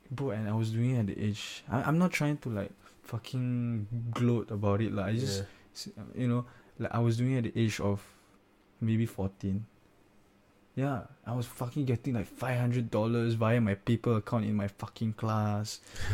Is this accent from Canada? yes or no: no; Singapore; oh, I'm from Singapore.